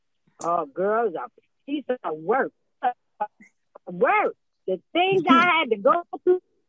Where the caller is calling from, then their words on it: Georgia, United States; I'm calling … of Georgia to shout out congratulations, daughter.